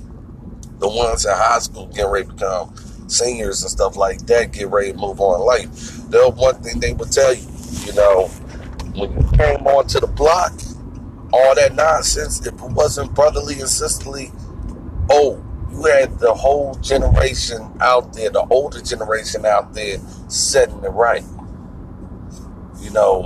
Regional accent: Irvington, New Jersey, United States; moved away; also born or lived in Virginia; I grew up in Irvington, New Jersey.

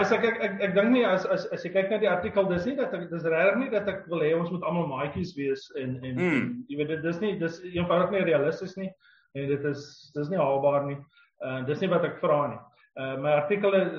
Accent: South Africa

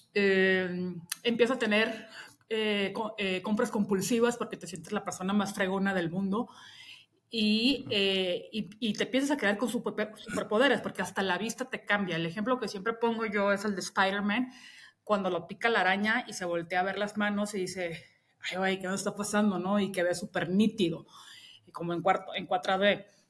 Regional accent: Mexico; also born or lived in England; yo soy mexicana

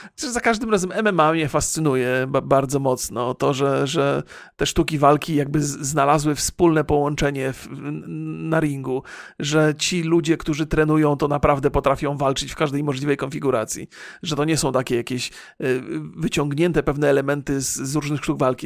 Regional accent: Bolesławiec, Lower Silesian Voivodeship, Poland; ja już się urodziłem w Bolesławcu

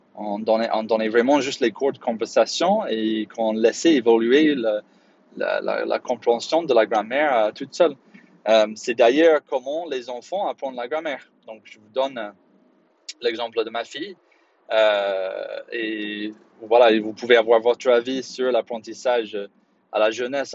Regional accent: Belfast, Northern Ireland, United Kingdom; French is a second language; moved away; quand j'ai grandi à Belfast

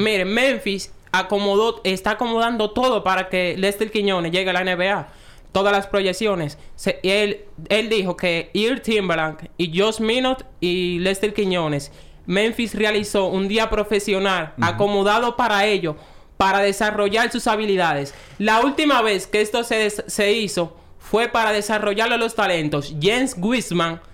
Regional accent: Dominican Republic; a nosotros como dominicanos

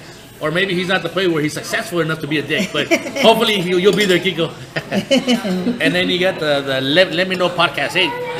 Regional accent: Los Angeles, California, United States; We grew up on Townsend and Winter.

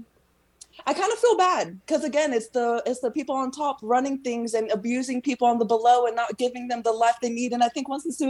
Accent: Texas, United States; I was raised in Texas

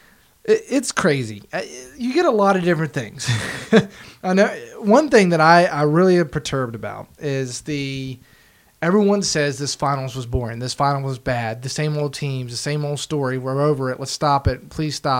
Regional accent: West Virginia, United States; I grew up in West Virginia, so I had mountains.

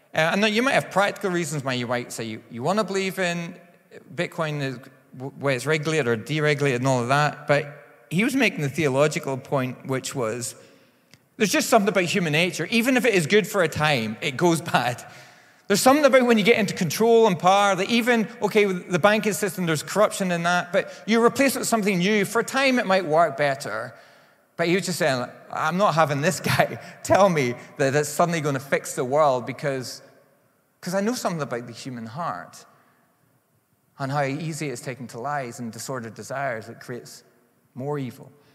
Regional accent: Northern Ireland, United Kingdom; I am from Northern Ireland

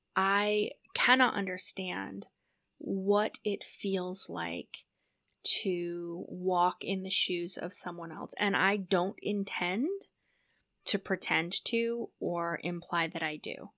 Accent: New Hampshire, United States; moved away as an adult; also born or lived in San Diego / Iowa / Minnesota; I ended up moving back to my home state of New Hampshire

